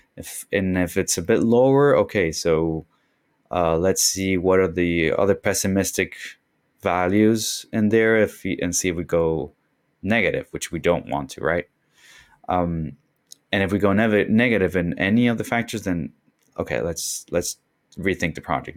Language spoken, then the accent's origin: English; Concepción, Biobío, Chile; moved away as an adult; now in Miami, United States; that's my hometown. Um, it's, it's Concepcion, actually, which is further south